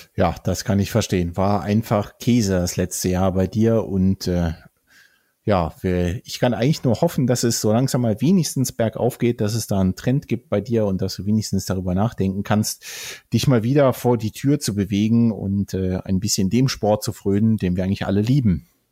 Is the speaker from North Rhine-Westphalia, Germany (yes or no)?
yes; Bonn area, North Rhine-Westphalia, Germany; moved away; es ist ja auch so ein bisschen weit unsere Heimat, ja. ne? zumindest äh, so da, wo wir geboren und aufgewachsen sind in der Gegend